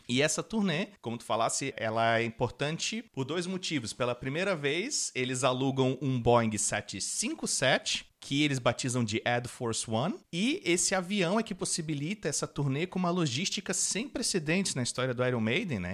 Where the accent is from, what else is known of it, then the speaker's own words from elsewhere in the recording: Florianópolis, Santa Catarina, Brazil; a gente é de Florianópolis